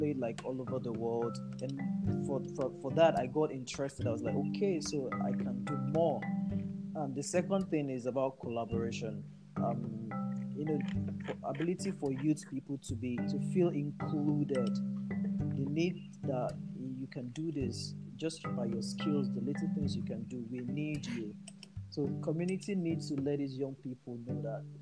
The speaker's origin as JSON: {"language": "English", "country": "Nigeria", "said": "of course I am a Nigerian too"}